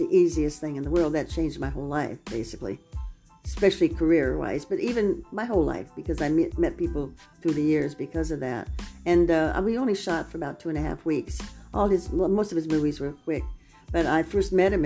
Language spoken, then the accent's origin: English; Los Angeles, California, United States; I was born in Hollywood and raised in Hollywood